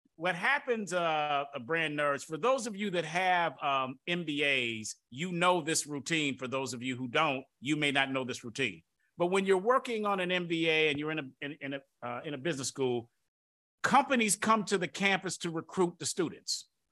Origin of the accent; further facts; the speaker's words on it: Detroit, Michigan, United States; I'm from Detroit